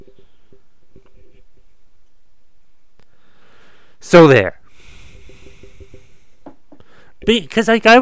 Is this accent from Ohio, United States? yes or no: no; Boston, Massachusetts, United States; I was born in Boston